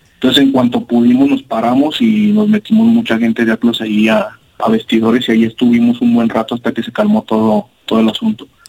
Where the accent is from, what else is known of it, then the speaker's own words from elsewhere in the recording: Guadalajara, Jalisco, Mexico; somos de acá del sur de Guadalajara, de hecho son varias este, pues, colonias o barrios, como le quieran decir, eh, somos acá de Higuerillas